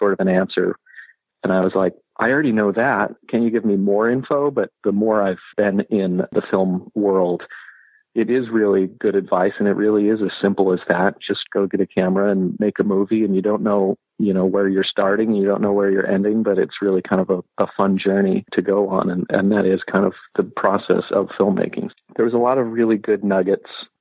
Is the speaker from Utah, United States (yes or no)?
yes; Salt Lake City, Utah, United States; I grew up in Salt Lake City